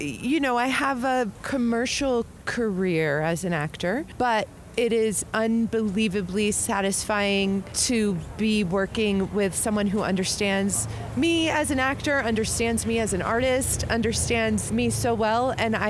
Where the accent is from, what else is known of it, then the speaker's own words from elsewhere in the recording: New Hampshire, United States; now in Brooklyn, United States; I'm from New Hampshire